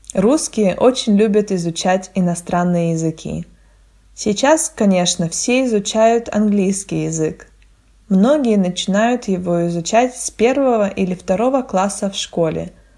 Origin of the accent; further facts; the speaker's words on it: Russia; first language Russian; я не родилась в России и не говорила бы на русском языке с рождения